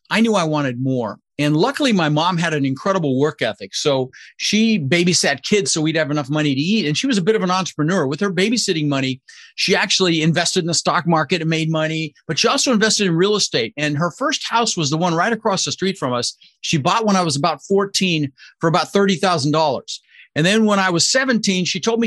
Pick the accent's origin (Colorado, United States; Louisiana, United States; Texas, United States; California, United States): Colorado, United States; Denver; also born or lived in Netherlands; So I immigrated to this country pretty young, when I was 6 years old, with my mother's Vancha and my brother Albert. And we ended up in Denver, Colorado